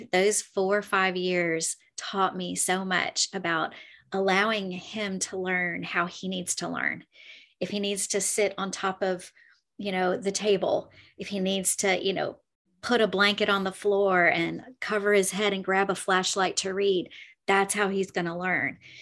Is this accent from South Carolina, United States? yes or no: no; Clearwater, Florida, United States; I'm from Clearwater, Florida